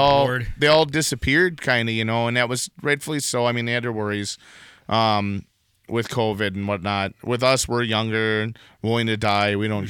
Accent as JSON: {"language": "English", "region": "Wisconsin", "country": "United States", "accent": "Wisconsin", "said": "What gets me is how Wisconsin my accent is."}